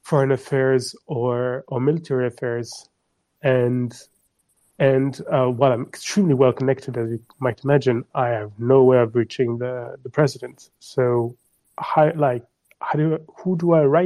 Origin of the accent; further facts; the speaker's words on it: France; I am from France